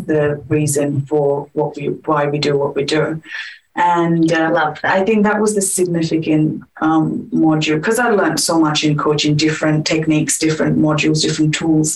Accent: India; moved away as an adult; now in Perth, Australia; I am from India. I was born and raised in India, and I got married and moved to Australia in 2011.

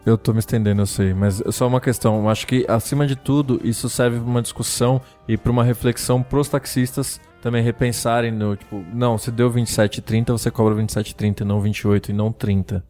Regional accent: Brazil; eu já tinha saído da Zona Norte, que foi onde eu cresci

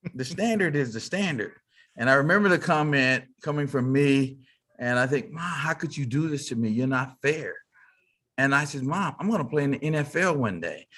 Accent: Fort Worth, Texas, United States; I grew up in Fort Worth, Texas, uh, as they say, cow town

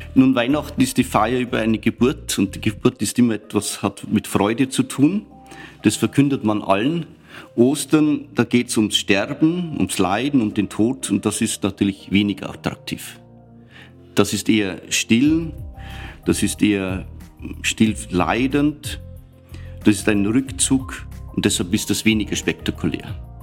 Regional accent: Upper Palatinate Forest, near Weiden in der Oberpfalz, Bavaria, Germany; moved away as an adult; also born or lived in Eichstätt / Regensburg; now in Vienna, Austria; Meine Heimat ist der Oberpfälzer Wald in der Nähe von Weiden in der Oberpfalz

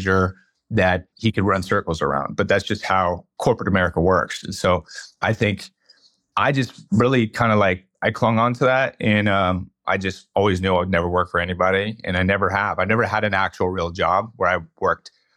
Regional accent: Bay Area, California, United States; moved away as an adult; now in Reno, United States; I'm from the Bay Area. When I grew up there

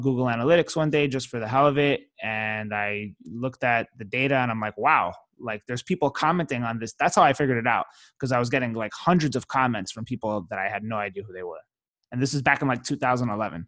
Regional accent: New York City, New York, United States; now in Miami, United States; I grew up in New York City. Raised in Brooklyn

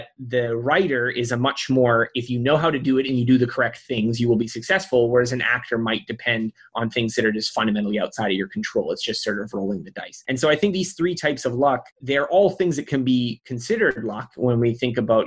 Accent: Canada; I was born in Canada

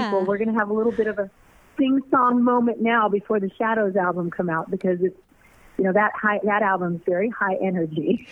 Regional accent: Norwalk, California, United States; I'm a girl from Norwalk, California, who got a record deal at 14

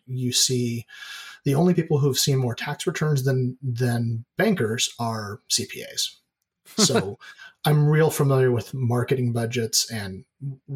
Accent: Oregon, United States; also born or lived in California; I'm pretty much a lifelong Oregonian. I was born in California, but I don't really count that. But I've lived here my whole life

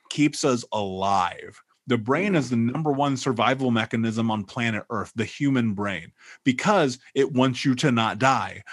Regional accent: Indianapolis, Indiana, United States; moved away; I grew up in Indianapolis

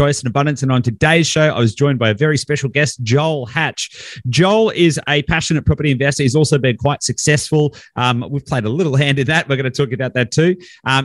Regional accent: East Gippsland, regional Victoria, Australia; I grew up in a pretty small country town as well. So I'm regional Victoria. So east Gippsland

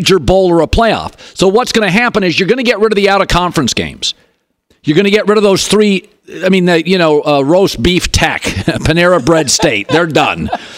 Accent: the Northwest, Pacific Northwest, United States; I grew up in the Northwest

